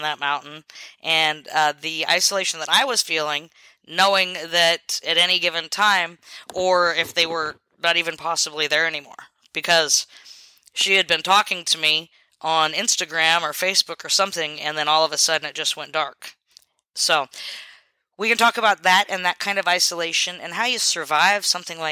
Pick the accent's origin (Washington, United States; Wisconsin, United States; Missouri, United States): Washington, United States; Selah; moved away; I would go into town where I grew up. I was expelled from Selah High School in Washington